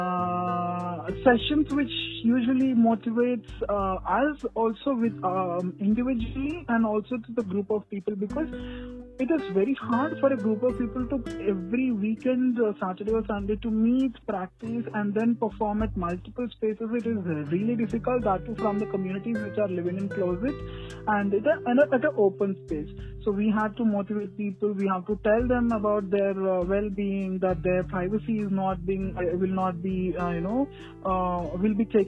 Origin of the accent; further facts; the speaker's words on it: Hyderabad, Telangana, India; I'm from Hyderabad